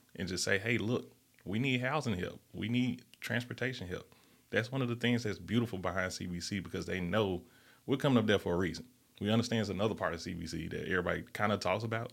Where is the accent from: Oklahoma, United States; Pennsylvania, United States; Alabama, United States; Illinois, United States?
Alabama, United States; Birmingham; growing up in the Fairview neighborhood, that's a different type of environment